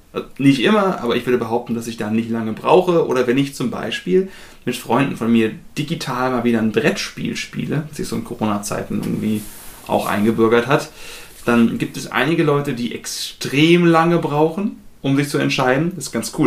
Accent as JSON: {"language": "German", "country": "Germany", "said": "wir zumindest als Deutsche"}